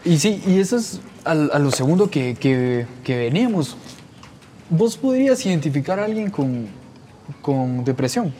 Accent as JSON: {"language": "Spanish", "country": "Guatemala", "said": "Nosotros somos de Guatemala"}